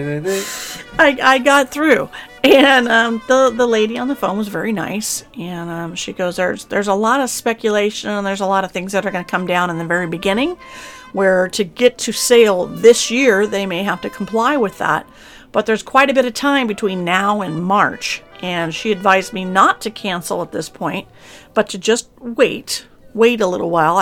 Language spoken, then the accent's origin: English; California, United States; born or raised there; moved away